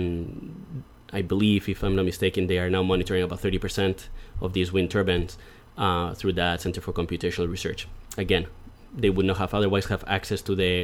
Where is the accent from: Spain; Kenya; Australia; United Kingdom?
Spain; Madrid, Community of Madrid; moved away as an adult; also born or lived in New York City; now in Buffalo, United States; I am from Madrid in Spain